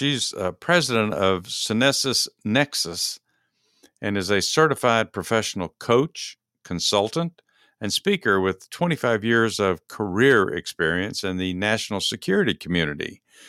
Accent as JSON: {"language": "English", "region": "Texas", "country": "United States", "lives_now": "Georgia, United States", "said": "I live in Georgia. Dennis Lee and I both live in Georgia, and we're both from Texas originally, so that's where our love is for these two states."}